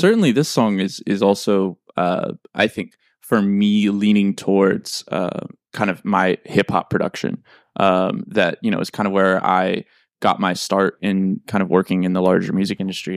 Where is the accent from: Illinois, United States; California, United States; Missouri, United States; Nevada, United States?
Missouri, United States; St. Louis; moved away as an adult; also born or lived in New York; I am from Saint Louis, Missouri